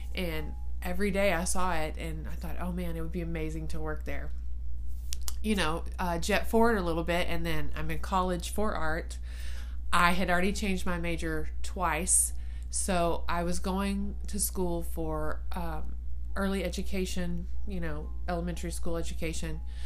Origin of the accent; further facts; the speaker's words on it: Ballinger, Texas, United States; moved away as an adult; now in San Angelo, United States; I lived in Ballinger um, for from middle school to high school, graduated in Ballinger